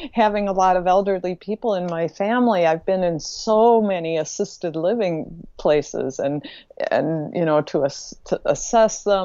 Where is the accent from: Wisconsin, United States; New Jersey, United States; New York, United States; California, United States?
Wisconsin, United States; I grew up in Wisconsin